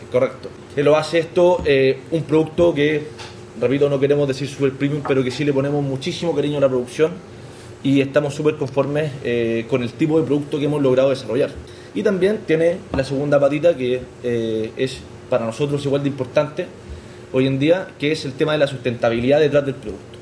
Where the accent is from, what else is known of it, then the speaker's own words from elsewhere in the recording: Chile; moved away as an adult; also born or lived in Santiago, Chile; now in Madrid, Spain; soy chileno. Yo vivía en Santiago de Chile, en la capital